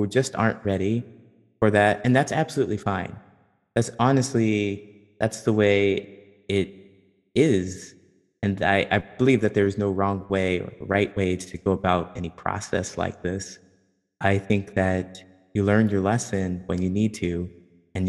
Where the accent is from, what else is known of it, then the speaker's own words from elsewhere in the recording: Ohio, United States; I'm from Ohio